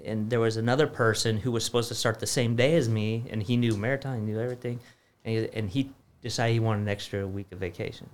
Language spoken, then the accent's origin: English; California, United States; moved away as an adult; I grew up in California